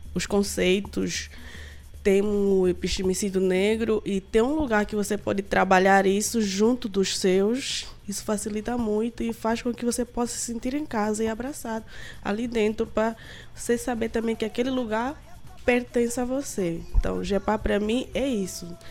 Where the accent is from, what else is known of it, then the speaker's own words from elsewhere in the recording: Guinea-Bissau; moved away as an adult; now in Recife, Brazil; Sou de Guiné-Bissau, é isso que fica na África Ocidental. A princípio eu vim como intercambista